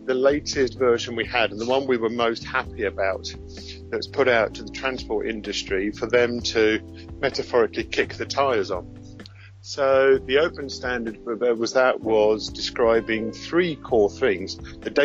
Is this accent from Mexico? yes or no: no; London, United Kingdom; mainly from Scotland, but as you can hear, I'm originally from London.